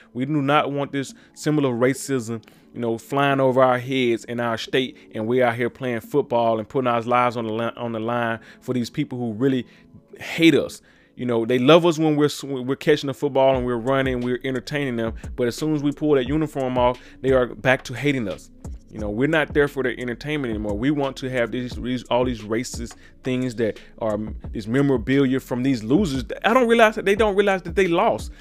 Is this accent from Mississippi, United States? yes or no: yes; Mississippi, United States; down in my home state of Mississippi